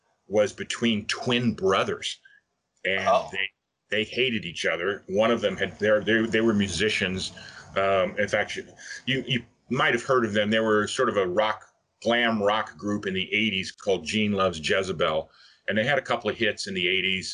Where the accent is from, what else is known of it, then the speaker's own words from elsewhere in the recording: Miami, Florida, United States; moved away as an adult; now in Los Angeles, United States; I'm from Miami, actually, but I came out to LA just to sort of make a big move, you know, geographically and figuratively, I guess, from Florida